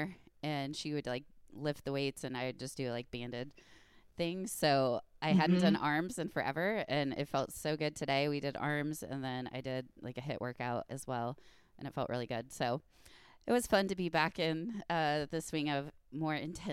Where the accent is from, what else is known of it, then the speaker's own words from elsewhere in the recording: Indiana, United States; Indiana people should talk because we say like pop and socks